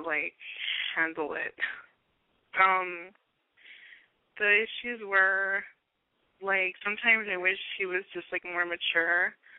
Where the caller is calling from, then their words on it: Long Beach, California, United States; I'm 21, and I'm calling from Long Beach.